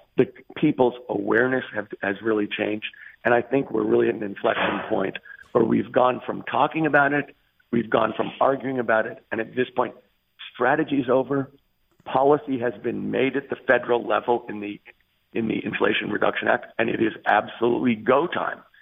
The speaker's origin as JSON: {"language": "English", "region": "California", "country": "United States", "tie": "born or raised there", "said": "my home state of California"}